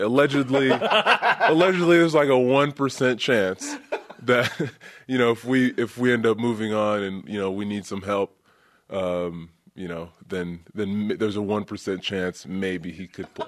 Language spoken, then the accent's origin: English; Côte d’Ivoire; moved away; I'm from the Ivory Coast and I've been there.